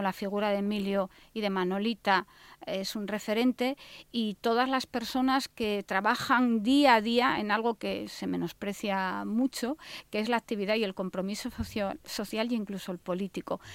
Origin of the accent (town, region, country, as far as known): Asturias, Spain